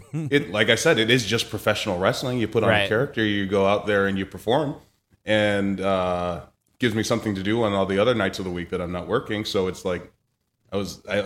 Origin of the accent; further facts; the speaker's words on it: Boston, Massachusetts, United States; moved away; I'm from Boston originally